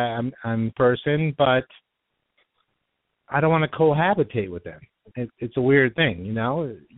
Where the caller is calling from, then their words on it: Los Angeles, California, United States; I'm calling from Studio City. I am 42 years young.